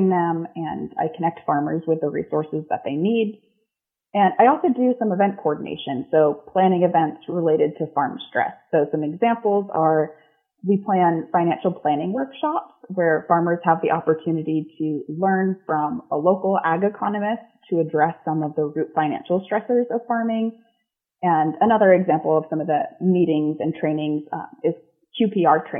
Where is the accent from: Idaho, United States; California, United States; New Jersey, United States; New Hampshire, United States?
New Hampshire, United States; moved away; also born or lived in Oregon / Washington; I'm originally from New England, mostly grew up in New Hampshire